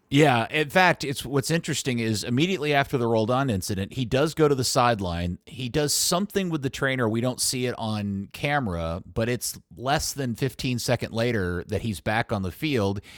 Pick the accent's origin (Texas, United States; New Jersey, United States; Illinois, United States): Texas, United States; Dallas–Fort Worth area; I've lived here my entire life. They, they're my hometown team.